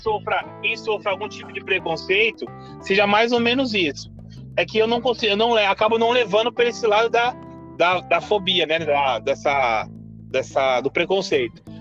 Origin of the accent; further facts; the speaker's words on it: Guaianazes, São Paulo, Brazil; Sou de Guaianazes